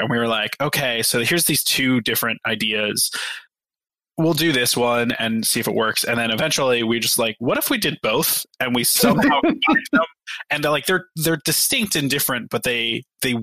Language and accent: English; Ohio, United States; I'm from Ohio.